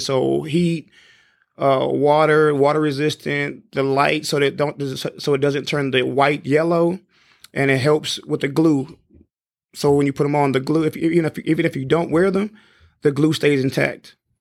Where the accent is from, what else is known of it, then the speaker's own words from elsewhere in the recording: San Antonio, Texas, United States; I grew up in San Antonio